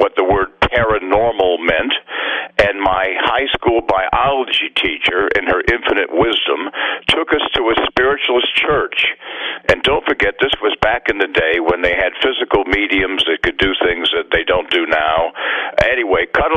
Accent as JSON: {"language": "English", "town": "Virginia Beach", "region": "Virginia", "country": "United States", "tie": "born or raised there", "also_born_or_lived": "Boston", "moved": "as an adult", "said": "I was born in Virginia Beach"}